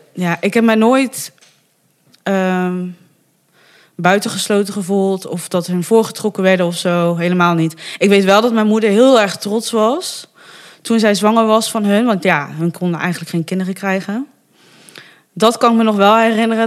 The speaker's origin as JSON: {"language": "Dutch", "town": "Bergen op Zoom", "region": "North Brabant", "country": "Netherlands", "tie": "born or raised there", "also_born_or_lived": "Fortaleza, Brazil / Breda", "said": "ik eh, ben in Bergen op Zoom opgegroeid"}